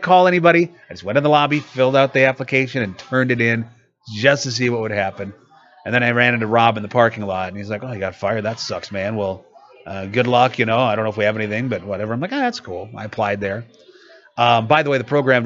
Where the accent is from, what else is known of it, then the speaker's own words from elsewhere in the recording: Iowa City, Iowa, United States; also born or lived in Cedar Rapids; now in Iowa City, United States; it's my hometown. I'm from Iowa City